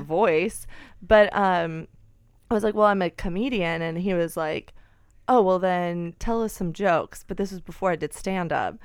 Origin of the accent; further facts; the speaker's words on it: Alabama, United States; moved away; I grew up in Alabama